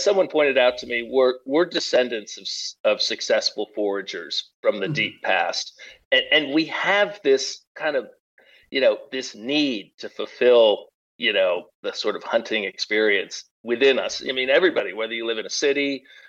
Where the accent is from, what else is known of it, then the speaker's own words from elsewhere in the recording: New England, United States; moved away as an adult; now in Pacific Northwest, United States; I grew up in New England